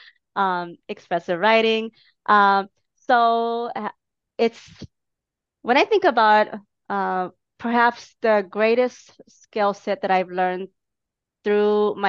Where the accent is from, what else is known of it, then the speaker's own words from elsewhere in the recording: Minneapolis, Minnesota, United States; my hometown, Minneapolis